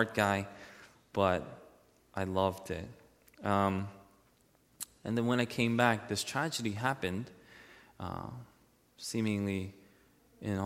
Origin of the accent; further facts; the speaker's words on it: United States; as an American citizen